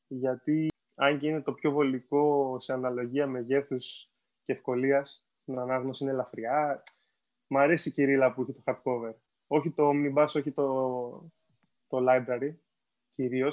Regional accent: Greece; σαν παιδί στην Ελλάδα των 2000 αρχές

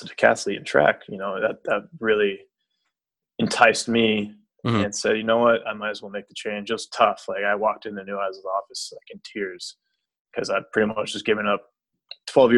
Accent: Orange County area near Laguna, California, United States; it's definitely a great place to grow up

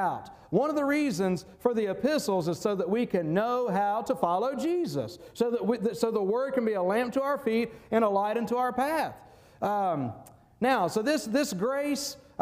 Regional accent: North Carolina, United States; moved away; when I worked at A.B. Carter down in my hometown in North Carolina

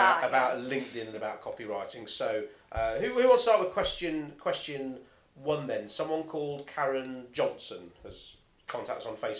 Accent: India; Listen, I'm the Indian one.

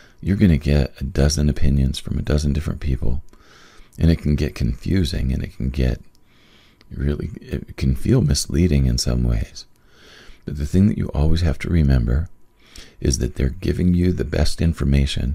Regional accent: Wyoming, United States; I grew up in Wyoming.

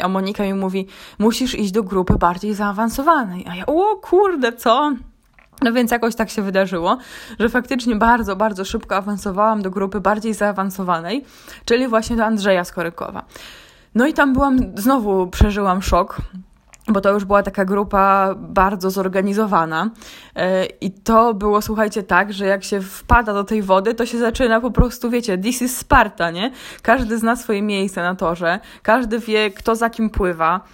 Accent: Gdańsk, Pomeranian Voivodeship, Poland; also born or lived in Warsaw; z urodzenia też jestem warszawianką, to jak wróciłam do Gdańska

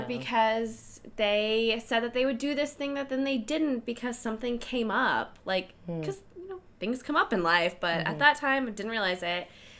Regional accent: Houston, Texas, United States; moved away; I'm from Houston originally.

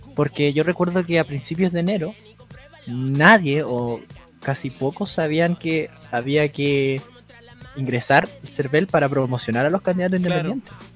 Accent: Chile; uno dudo como chileno

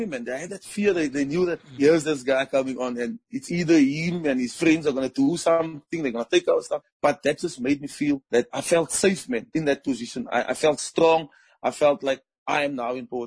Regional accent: Cape Town, Western Cape, South Africa; growing up in the Cape Flats

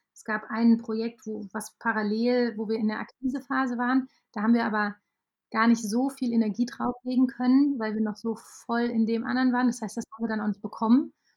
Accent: Aachen, North Rhine-Westphalia, Germany; ich komme aus Aachen

